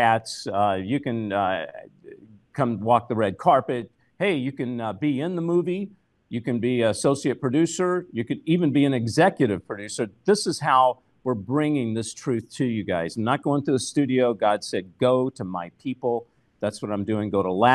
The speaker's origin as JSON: {"language": "English", "region": "California", "country": "United States", "moved": "yes", "said": "I'm from California."}